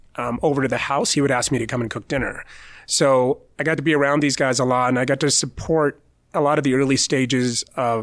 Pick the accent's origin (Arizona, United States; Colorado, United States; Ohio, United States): Colorado, United States; Lakewood; the road riders that went to Alameda High School, where I grew up in Lakewood.